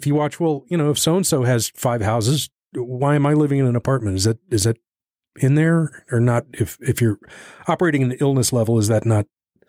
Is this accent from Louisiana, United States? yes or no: no; Texas, United States; accent: Texas; I don't think I have much of a Texas accent, but you put me around some limeys and I definitely do. I start yawling a lot.